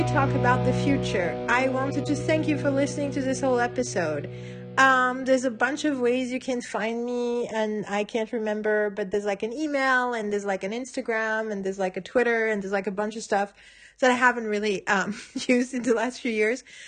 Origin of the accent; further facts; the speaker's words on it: Paris, Île-de-France, France; moved away; in Paris where I was in high school in ninety-seven